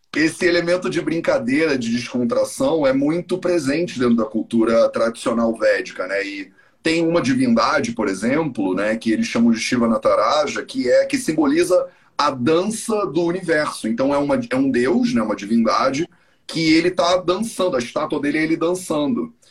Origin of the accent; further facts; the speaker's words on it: Rio de Janeiro, Brazil; moved away as an adult; also born or lived in India; Eu cresci no Rio de Janeiro